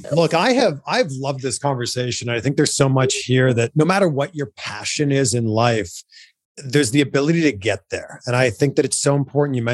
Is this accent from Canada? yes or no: yes; Toronto, Ontario, Canada; now in Los Angeles, United States; I grew up in Toronto.